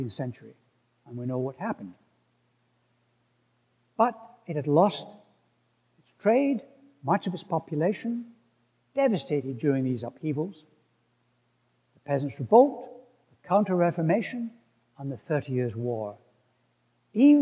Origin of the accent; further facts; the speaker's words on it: Scotland, United Kingdom; where I come from, Scotland